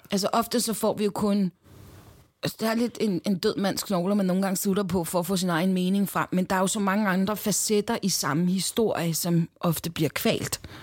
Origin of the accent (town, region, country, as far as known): Denmark; born or raised there